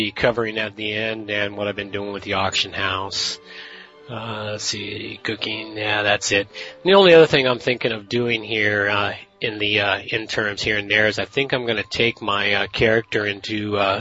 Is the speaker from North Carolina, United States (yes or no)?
no; California, United States; now in British Columbia, Canada; I was raised in California where I saw his commercials all the time.